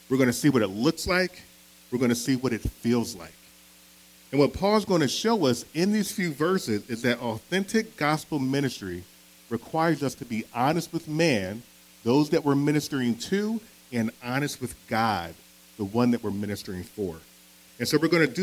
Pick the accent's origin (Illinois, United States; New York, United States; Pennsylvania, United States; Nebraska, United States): Pennsylvania, United States; Philadelphia; I'm from Philadelphia. Born and raised, right? And so growing up in Philadelphia